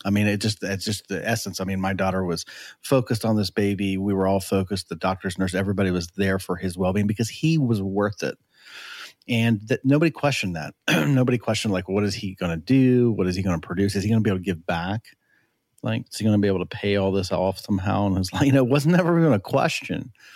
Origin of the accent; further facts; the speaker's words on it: United States; I was born here